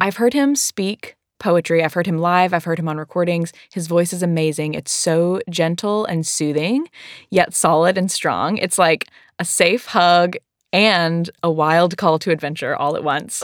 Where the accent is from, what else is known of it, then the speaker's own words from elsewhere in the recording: the South, United States; I am from the South